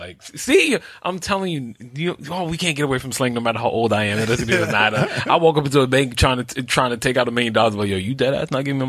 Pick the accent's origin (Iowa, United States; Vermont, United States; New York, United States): New York, United States; New York City; also born or lived in Brooklyn; I was born in New York, raised in New York. I've traveled outside of New York, but I'm from New York.